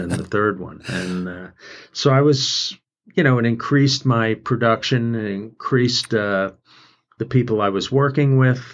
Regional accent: New York City, New York, United States; moved away as an adult; also born or lived in Athens, Georgia / Atlanta; I grew up in New York City

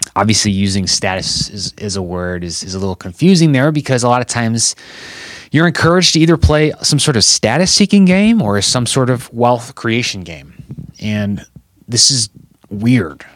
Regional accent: Chicago, Illinois, United States; I'm still living in Chicago, Illinois. I'm from Chicago, Illinois

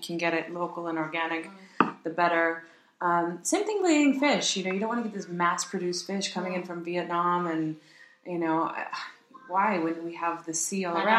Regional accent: United States; Okay, so I'm American

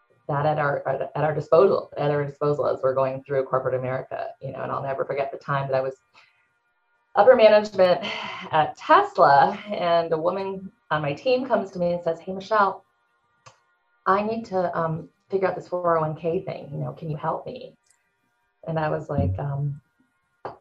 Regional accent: San Francisco, California, United States; moved away; also born or lived in Maui / Las Vegas; I'm from San Francisco. I lived in Maui.

